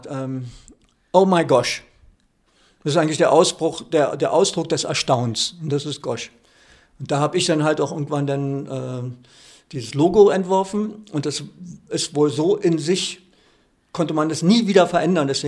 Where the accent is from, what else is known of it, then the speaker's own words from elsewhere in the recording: Berlin, Germany; moved away as an adult; also born or lived in Füssen / Augsburg; ich bin ja schon seit äh, ja, 23 Jahren wohne ich ja nicht mehr in Berlin.